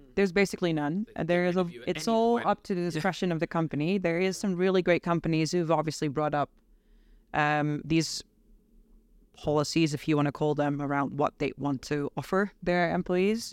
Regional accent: Netherlands; moved away as an adult; also born or lived in United States; now in London, United Kingdom; I'm from the Netherlands. I moved to London five and a half months ago

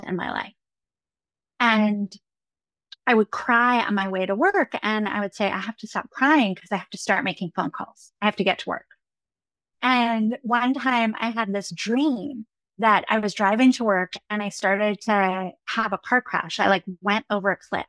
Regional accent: Ithaca, New York, United States; moved away as an adult; also born or lived in Somerville, Massachusetts; I grew up in Ithaca, New York. So in central New York

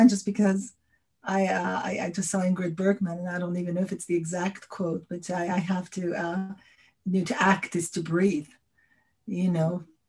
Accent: New York, United States; born there; also born or lived in France; I was born in New York, but my dad worked for the William Morris Agency at the time

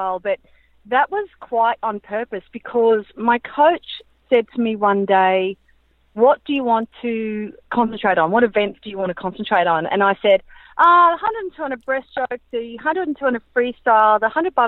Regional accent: Brisbane, Queensland, Australia; growing up in Brisbane, you know, it was really hot

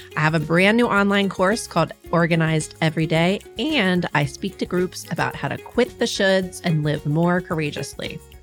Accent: Milford, Delaware, United States; I grew up in Milford, Delaware

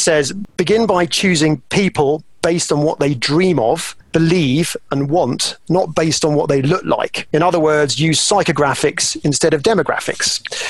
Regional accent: United Kingdom; moved away; back in my home country, back in the UK.

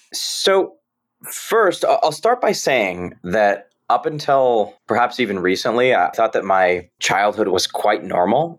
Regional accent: San Jose, California, United States; I was born and raised in San Jose, California

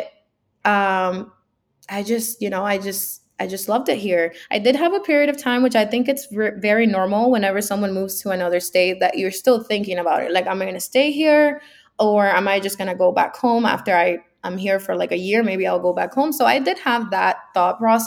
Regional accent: Miami, Florida, United States; moved away as an adult; also born or lived in Cuba / Hialeah / Kendall; now in New York, United States; I was born in Cuba, actually, and I came to the United States when I was 10, and I lived in Hialeah, and then I lived in just like Kendall, so, you know, Miami-Dade County, until I was 23

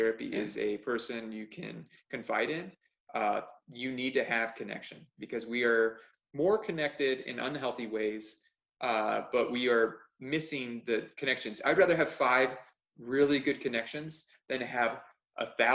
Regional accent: Arizona, United States; I'm from Arizona.

